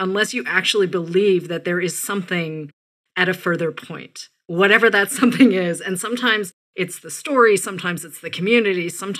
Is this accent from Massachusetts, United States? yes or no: yes; outside of Boston, Massachusetts, United States; I grew up outside of Boston.